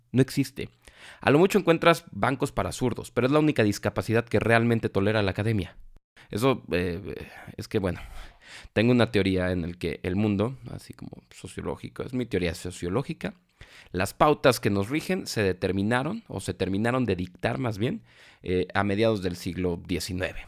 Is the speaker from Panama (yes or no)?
no; Mexico; porque nosotros somos mexicanos